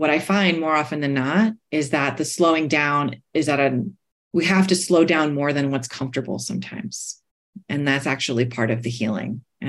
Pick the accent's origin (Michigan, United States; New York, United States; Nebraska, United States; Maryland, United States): New York, United States; So I'm a New Yorker, right? So I grew up racing everybody, trying to get ahead in front of everybody